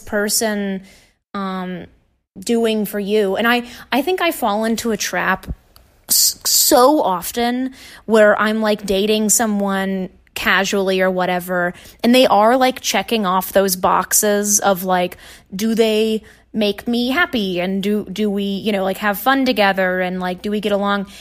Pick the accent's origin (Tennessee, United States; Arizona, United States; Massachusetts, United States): Tennessee, United States; Nashville; moved away; I'm from Tennessee originally. I, I, so I went to Nashville public schools